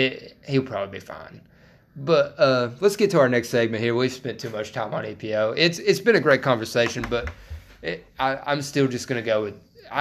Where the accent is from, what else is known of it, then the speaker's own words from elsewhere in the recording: Appalachians, Western North Carolina, United States; accent: Appalachian; We're from the fucking Appalachians. I'm so sorry about the accents, by the way.